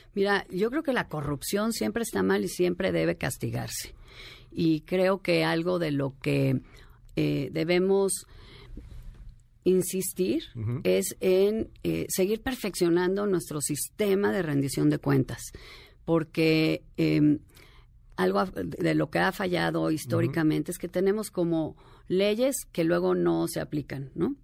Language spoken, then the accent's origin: Spanish; Mexico; vivimos las mujeres de México